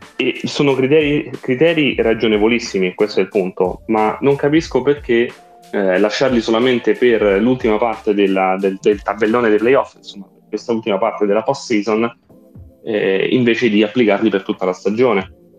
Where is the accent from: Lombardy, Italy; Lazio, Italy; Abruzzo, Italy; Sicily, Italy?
Lazio, Italy; Rome; io e te Fabio siamo di Roma